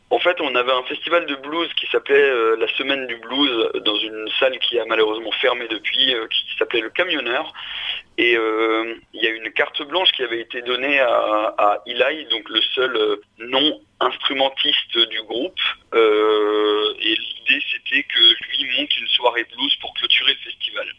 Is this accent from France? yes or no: yes; France; j'ai 30 ans et je suis français